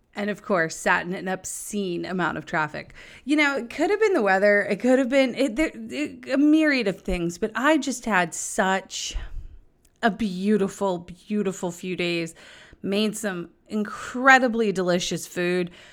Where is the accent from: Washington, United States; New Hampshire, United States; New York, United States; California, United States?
New Hampshire, United States; Nashua; I grew up in Nashua